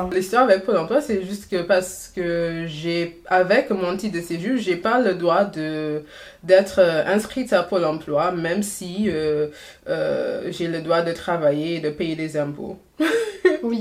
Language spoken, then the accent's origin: French; Trinidad & Tobago; French is a second language; moved away as an adult; now in France; j'ai fait jusqu'à euh, mon M2 à Trinity et Tobago